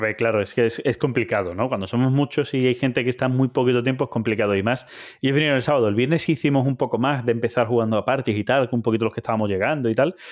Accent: Jabugo area, Andalusia, Spain; mi tierra, ¿vale? aquí sería Jabugo

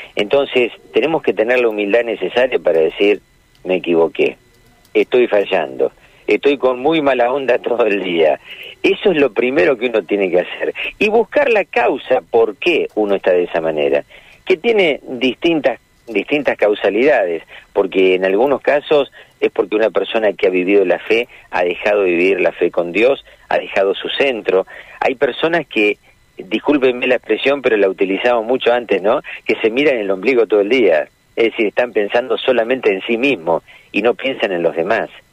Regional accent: Argentina; los argentinos eh, no, no nacimos de, digamos, en otro lugar y vinimos a vivir acá. Somos argentinos

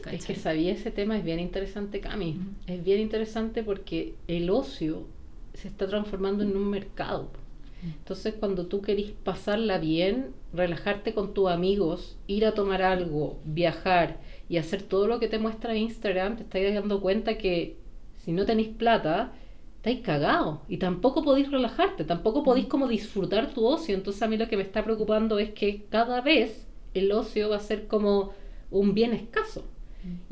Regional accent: Chile

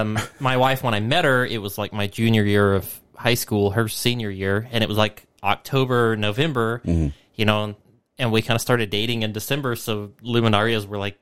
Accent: New Mexico, United States; growing up in New Mexico

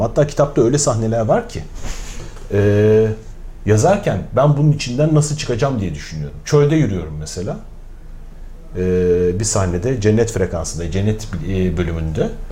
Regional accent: Mersin, Turkey; Mersinliyim ben

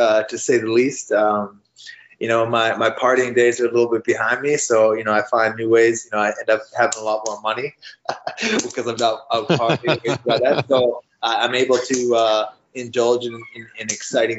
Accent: Canada; I'm a Canadian

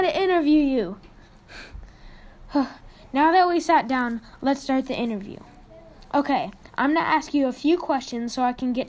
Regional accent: Albuquerque, New Mexico, United States; I'm from Albuquerque, New Mexico.

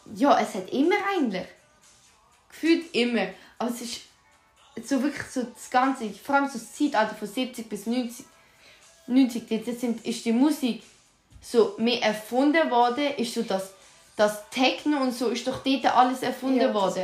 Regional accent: Aargau, Switzerland

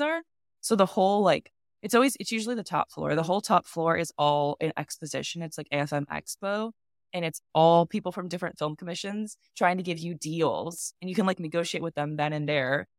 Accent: United States; I'm a American filmmaker

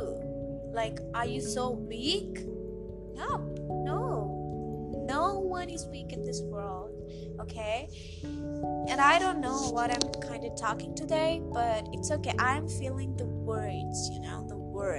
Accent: India; accent: Indian and American mixture; I'm also an Indian

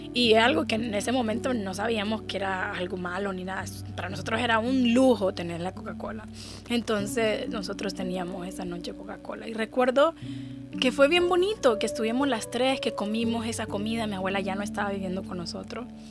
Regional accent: Honduras; moved away as an adult; now in United States; yo vivo en Estados Unidos hace cinco años, pero yo nací en Honduras. Ah, Honduras es un país maravilloso. Viví en Honduras por 26 años de mi vida

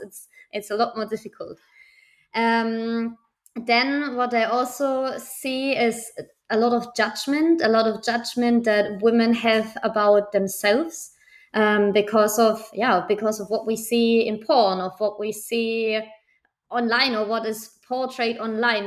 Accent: Germany; now in Barcelona, Spain; I'm from Germany. I live in the beautiful city of Barcelona currently

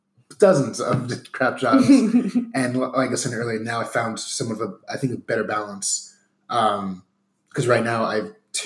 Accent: Northeast, United States; I mean, I'm from the Northeast area. I haven't been back to New York in about 14 years now.

